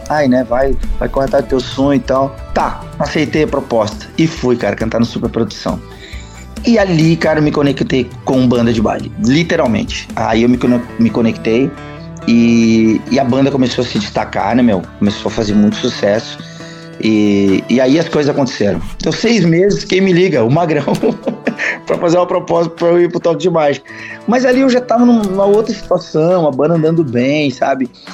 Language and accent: Portuguese; Bento Gonçalves, Rio Grande do Sul, Brazil; Eu, eu sou natural de Bento Gonçalves, tá? Serra Gaúcha